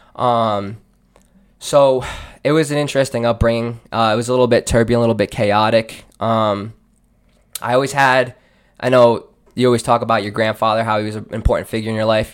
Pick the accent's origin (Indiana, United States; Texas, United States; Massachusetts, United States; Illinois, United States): Massachusetts, United States; Seekonk; born and raised in Seekonk